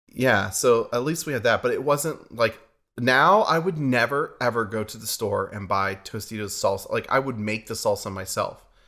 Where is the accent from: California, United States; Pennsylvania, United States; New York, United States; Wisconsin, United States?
Pennsylvania, United States; New Castle; moved away as an adult; also born or lived in Pittsburgh, Pennsylvania; now in Redding, United States; we are from Pittsburgh, Pennsylvania, actually from a town new, called Newcastle, about an hour north. I'm from Newcastle